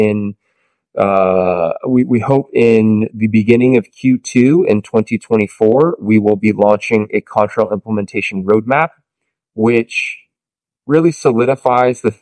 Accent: Santa Barbara, California, United States; I'm from Santa Barbara, California

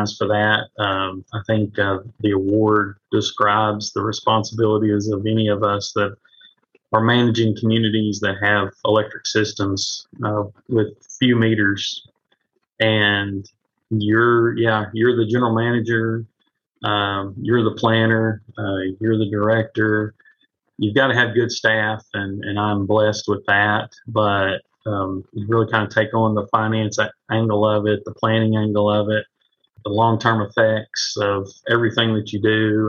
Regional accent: Marlow, Oklahoma, United States; this is my hometown. I've lived here all my life

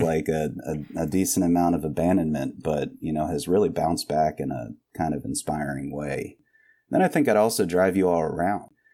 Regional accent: Winston-Salem, North Carolina, United States; this is my hometown

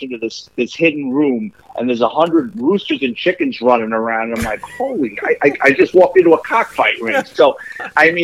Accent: New York City, New York, United States; me growing up in the Bronx.

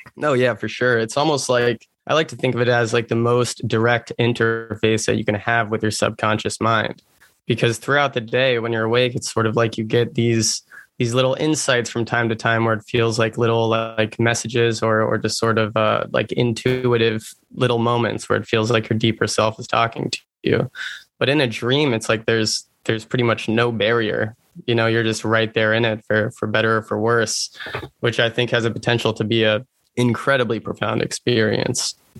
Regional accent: Massachusetts, United States; I'm from Massachusetts.

